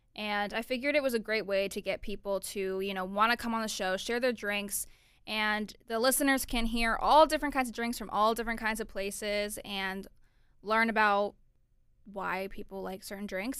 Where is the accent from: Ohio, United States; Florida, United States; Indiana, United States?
Florida, United States; Orlando; I'm originally from Orlando, Florida.